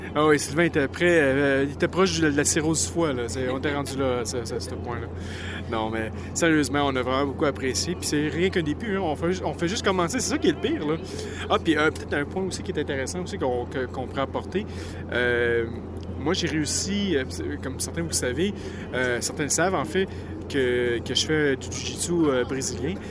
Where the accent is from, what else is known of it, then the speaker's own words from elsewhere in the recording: Quebec, Canada; on est des Québécois, des cousins français